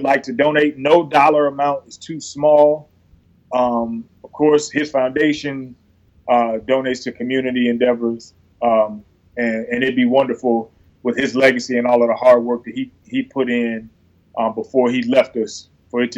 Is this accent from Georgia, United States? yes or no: yes; Atlanta, Georgia, United States; I'm an Atlanta native, born and raised in Atlanta